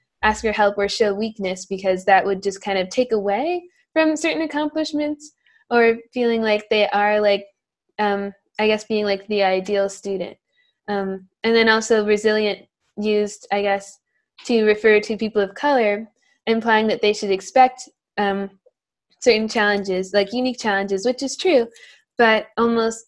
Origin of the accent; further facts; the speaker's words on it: New York, United States; I am 19 and from New York.